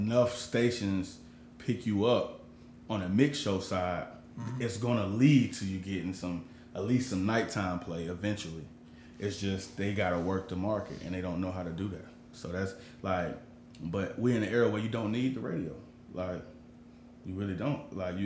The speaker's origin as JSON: {"language": "English", "town": "Charlotte", "region": "North Carolina", "country": "United States", "tie": "born or raised there", "said": "born and raised in Charlotte"}